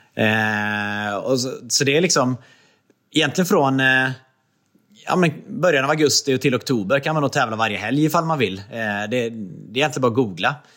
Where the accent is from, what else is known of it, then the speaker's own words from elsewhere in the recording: Trollhättan, Västra Götaland, Sweden; moved away as an adult; also born or lived in Östersund / Jämtland; now in Gothenburg, Sweden; jag är uppvuxen i Trollhättan